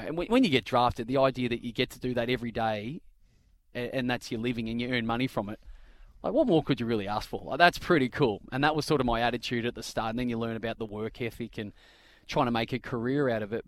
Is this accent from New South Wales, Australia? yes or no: no; Bendigo, Victoria, Australia; also born or lived in Kew, Victoria; I grew up in the outskirts of Bendigo